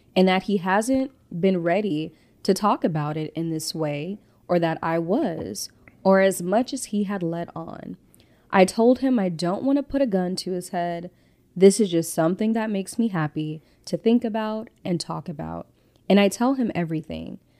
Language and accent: English; Compton / Victorville, California, United States; also born or lived in Inglewood, California; I was born in Inglewood. I grew up in Compton, California, and I was raised in Victorville, California